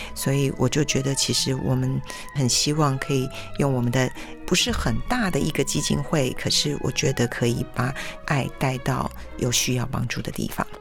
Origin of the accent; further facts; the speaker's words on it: Taiwan; 我们台湾人 本身就比较含蓄